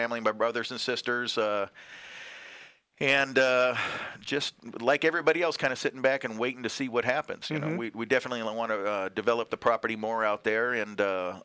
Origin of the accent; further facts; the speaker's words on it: Nevada, United States; also born or lived in California; Born and raised in Nevada and spent a lot of time in California growing